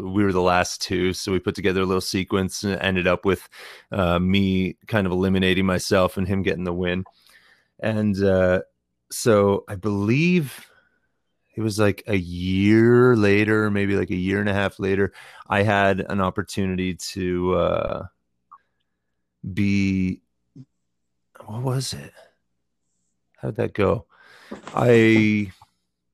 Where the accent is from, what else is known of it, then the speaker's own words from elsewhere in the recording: Tillsonburg, Ontario, Canada; my hometown of Tillsonburg